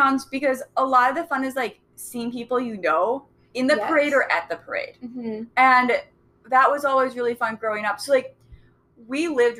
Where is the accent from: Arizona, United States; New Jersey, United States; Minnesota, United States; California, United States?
Minnesota, United States; Robbinsdale; I grew up in actually kind of a unique situation because we were in a smaller town within the city. So right, like, like a suburb of North Minneapolis.